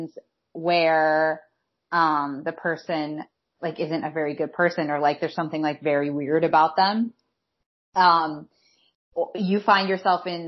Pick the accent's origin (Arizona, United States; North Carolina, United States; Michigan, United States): Michigan, United States; Detroit; I'm from Detroit